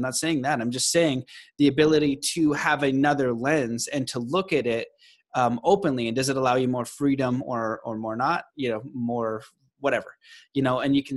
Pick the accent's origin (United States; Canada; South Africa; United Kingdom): Canada; I'm Canadian